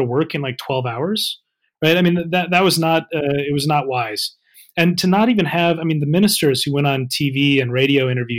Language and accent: English; United States; now in United Kingdom; as an American